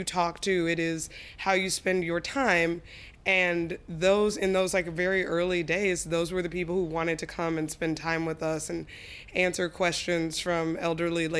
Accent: Colorado, United States; also born or lived in Arkansas; I grew up primarily in Colorado, but my parents are from Arkansas. They're Southerners. I was born there

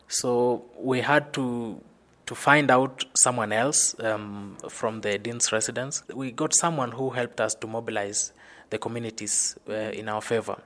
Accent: Kakamega, Kakamega County, Kenya; moved away as an adult; now in Nairobi, Kenya; I come from Kenya, western part of Kenya, uh, specifically Kakamega, where strong people originate

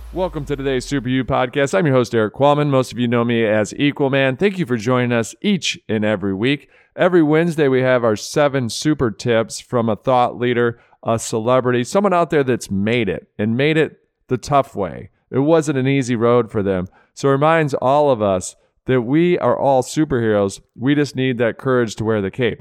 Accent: Rochester Hills, Michigan, United States; Rochester Hills, Michigan, you are correct. That is my hometown

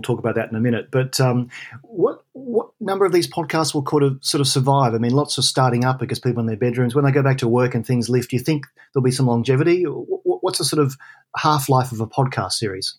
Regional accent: Australia; now in London, United Kingdom; I'm an Aussie in London.

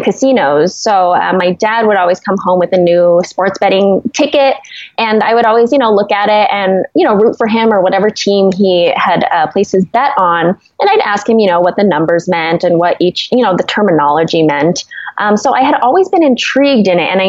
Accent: Las Vegas, Nevada, United States; I was born and raised in Las Vegas

